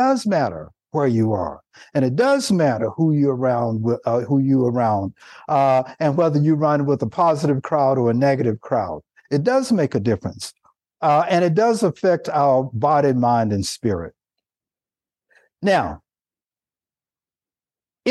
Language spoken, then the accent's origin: English; Nashville, Tennessee, United States; now in California, United States; I live in the state of California now, and that I grew up in Nashville, Tennessee